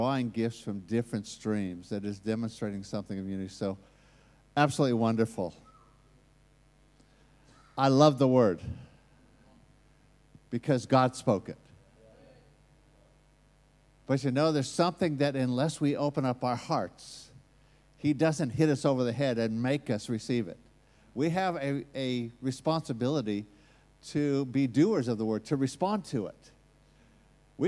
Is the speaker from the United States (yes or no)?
yes; United States; accent: American; that's my American accent